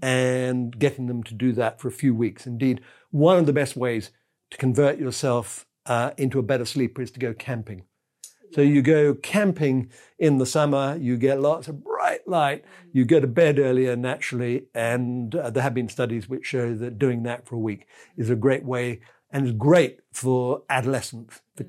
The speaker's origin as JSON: {"language": "English", "region": "England", "country": "United Kingdom", "said": "I'm English"}